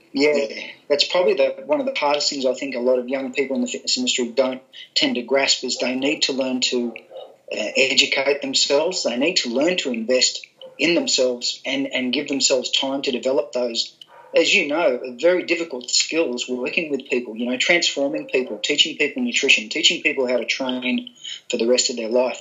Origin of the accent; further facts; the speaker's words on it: Gold Coast, Queensland, Australia; I was brought up on the Gold Coast in Queensland